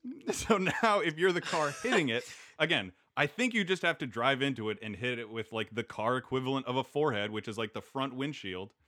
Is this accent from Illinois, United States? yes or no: no; Kansas, United States; I grew up in Kansas